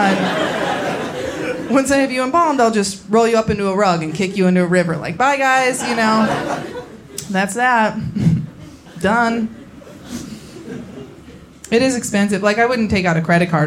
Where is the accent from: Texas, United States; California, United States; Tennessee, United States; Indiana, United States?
Indiana, United States; about an hour outside Chicago; now in Los Angeles, United States; I am from Indiana